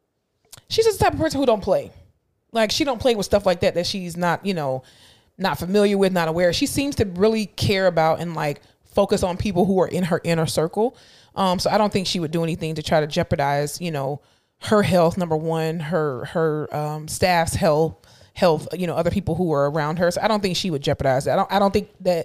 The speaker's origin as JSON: {"language": "English", "region": "Florida", "country": "United States", "tie": "born or raised there", "moved": "yes", "said": "I am born and raised and I am from Florida. However, I am no longer a resident of Florida"}